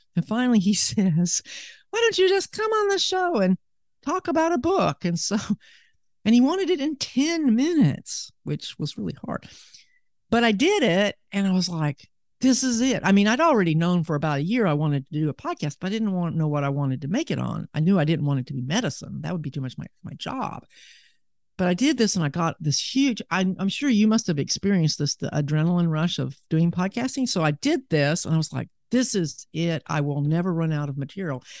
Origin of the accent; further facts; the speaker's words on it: Huntsville, Alabama, United States; also born or lived in Seattle, Washington / Birmingham, Alabama; I was born in Seattle, in Washington, but I moved to Alabama back in nineteen sixty-four